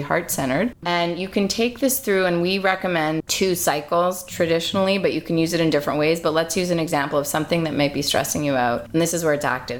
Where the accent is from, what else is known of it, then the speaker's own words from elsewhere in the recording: Montreal, Quebec, Canada; also born or lived in London; I'm from Montreal